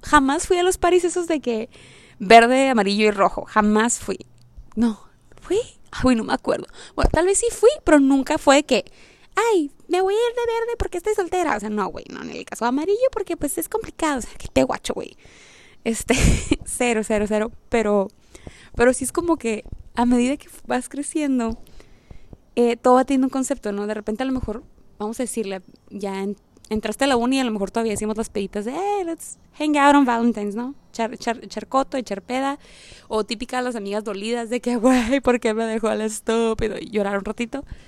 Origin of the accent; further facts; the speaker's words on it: Mexicali, Baja California, Mexico; soy de Mexicali